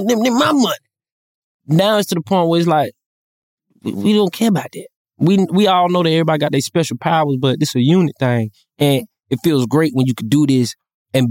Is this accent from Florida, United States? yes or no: no; Atlanta, Georgia, United States; I'm from Atlanta